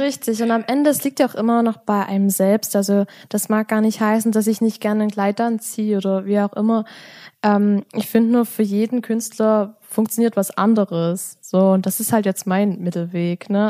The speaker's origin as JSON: {"language": "German", "area": "Ore Mountains", "region": "Saxony", "country": "Germany", "said": "bei uns im Erzgebirge"}